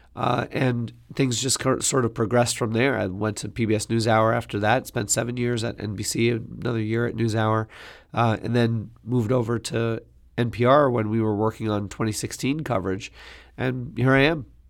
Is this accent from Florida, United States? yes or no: no; New York City, New York, United States; I grew up in Queens